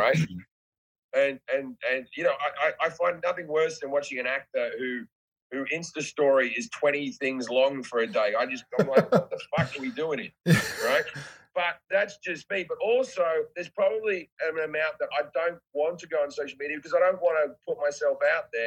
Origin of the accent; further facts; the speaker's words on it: Australia; I'm just Australian